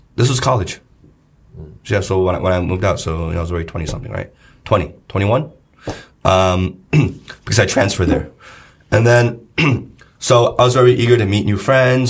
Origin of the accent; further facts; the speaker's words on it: New Jersey, United States; moved away as an adult; also born or lived in Los Angeles, United States; now in China; growing up in New Jersey